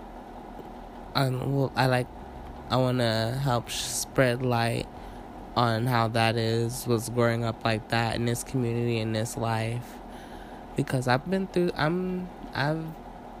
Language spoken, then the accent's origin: English; St. Louis, Missouri, United States; I'm from St. Louis. Born and raised